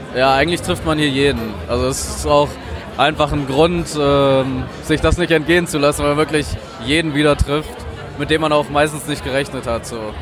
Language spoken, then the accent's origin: German; Oberense, Hesse, Germany; also born or lived in Berlin; now in Korbach, Germany; ich komme aus Oberense und bin jetzt seit eineinhalb Jahren wieder hier in Korbach